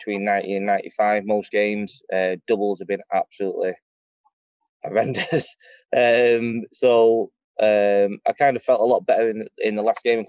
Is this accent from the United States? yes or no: no; Stockport, North West England, United Kingdom; I'm from Stockport, we're bruisers